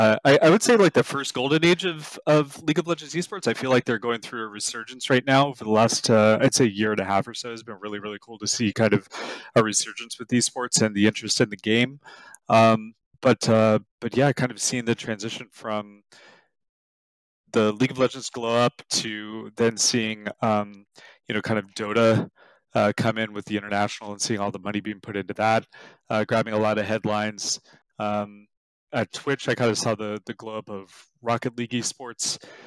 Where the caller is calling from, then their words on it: Santa Clara, California, United States; I'm in lovely Santa Clara, California.